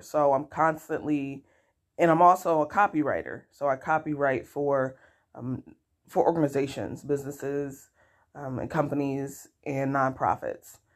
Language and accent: English; Rochester, New York, United States; I was born and raised in Rochester, New York.